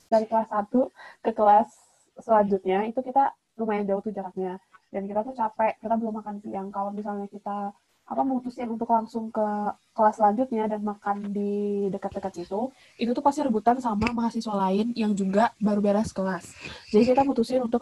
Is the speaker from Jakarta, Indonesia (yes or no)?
yes; Jakarta, Indonesia; born there; now in Bandung, Indonesia; gue lahir di Jakarta